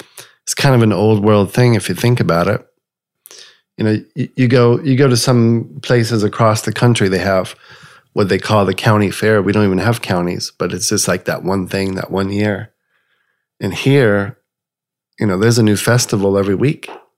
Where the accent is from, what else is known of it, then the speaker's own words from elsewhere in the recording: New Orleans, Louisiana, United States; culturally I'm Cajun, but I'm the first of my family born here in New Orleans. So it had its ups and downs because, you know, I don't have a real thick Cajun accent or a New Orleans accent